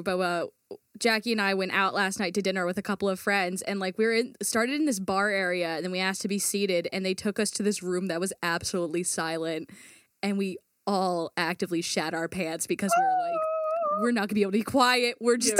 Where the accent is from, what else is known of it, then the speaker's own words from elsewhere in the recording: New Jersey, United States; we're not Italian, but because we're from New Jersey